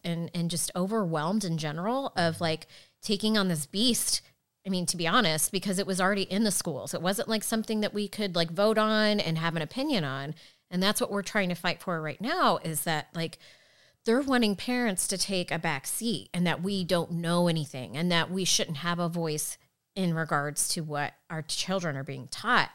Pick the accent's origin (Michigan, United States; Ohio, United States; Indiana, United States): Indiana, United States; Fishers; I grew up in Fishers